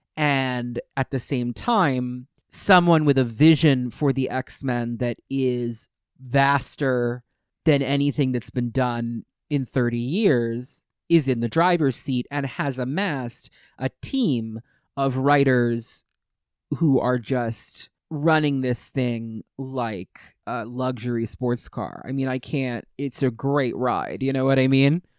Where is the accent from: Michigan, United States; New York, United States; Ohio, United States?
New York, United States; Westchester; I was growing up in Westchester